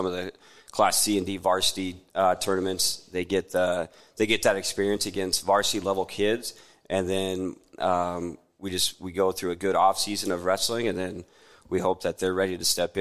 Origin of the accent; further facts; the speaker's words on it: Tekamah, Nebraska, United States; I'm from Tecama, Tecama Herman.